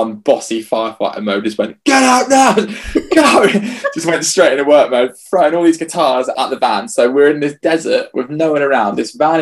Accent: England, United Kingdom; we're just English

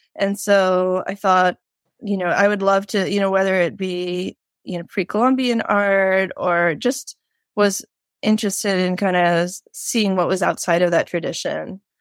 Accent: Connecticut, United States; I'm from Connecticut

